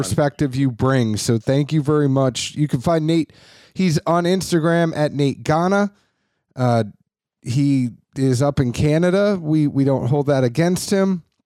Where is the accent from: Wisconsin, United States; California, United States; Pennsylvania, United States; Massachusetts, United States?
Massachusetts, United States; Boston; I grew up in Boston